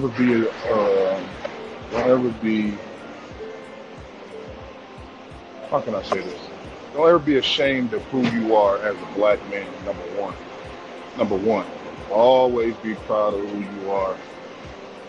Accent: Detroit, Michigan, United States; I'm from Detroit. I'm from the D, straight out of Detroit City

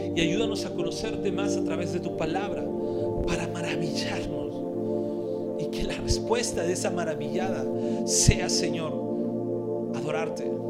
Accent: Lima, Peru; los que somos limeñitos costeños

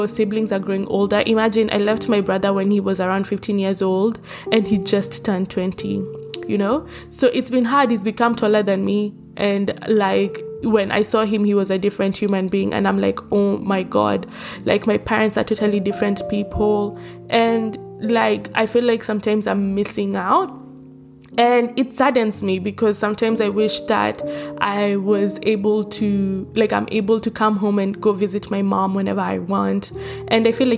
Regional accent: Nairobi, Kenya; moved away as an adult; now in Australia; I am born and raised in Nairobi, Kenya.

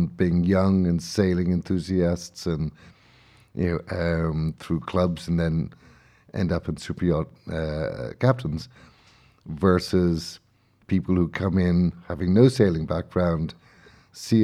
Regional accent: Dublin, Leinster, Ireland; moved away; when I go back to Dublin

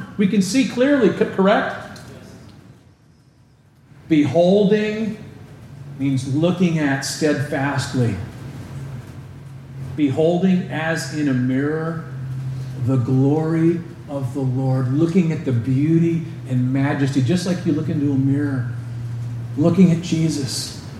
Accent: Texas, United States; No amens, because Pastor, I'm a Texan, butterflies, you know.

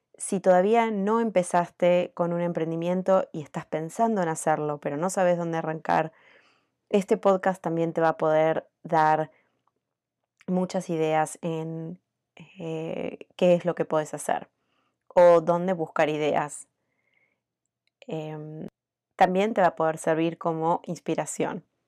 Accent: Argentina; moved away as an adult; now in United States; soy argentina hace 18 años que vivo en Estados Unidos

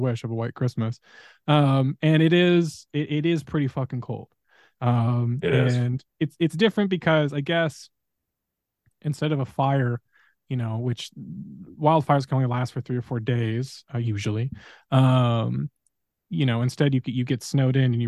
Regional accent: Southern California, United States; moved away; I grew up in SoCal with wildfires

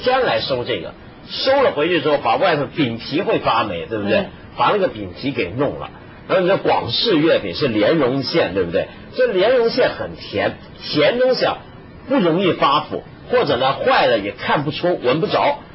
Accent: Guangdong, China; 你们都不知道这个，我们广东。

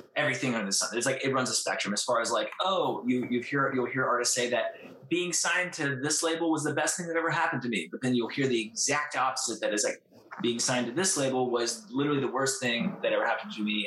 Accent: Columbus, Ohio, United States; we're from Columbus, Ohio, which is like Midwest

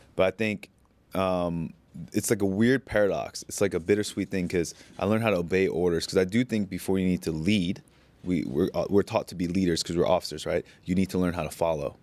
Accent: United States; moved away as an adult; now in Bangkok, Thailand; being an Asian kid growing up in America

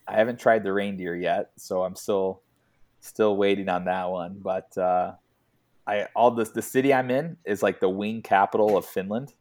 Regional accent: United States; moved away as an adult; being an American

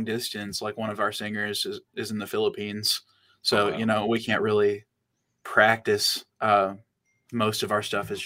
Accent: Van Lear, Kentucky, United States; I'm from Van Leer, Kentucky.

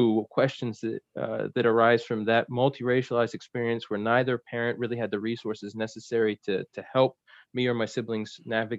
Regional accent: New Jersey, United States; also born or lived in South Carolina / Philadelphia; especially in New Jersey, where I spent most of my childhood. I was born in South Carolina. We moved and lived in Philly for a little bit, but then we more or less settled in New Jersey

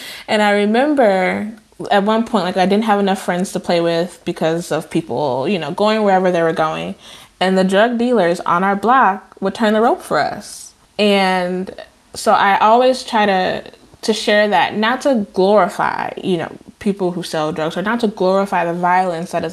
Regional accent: Chicago, Illinois, United States; moved away; also born or lived in Decatur, Illinois; I moved to Chicago when I was 7 from my birthplace, which is Decatur, Illinois, a city in more southern part of Illinois. But I lived on the west side of Chicago

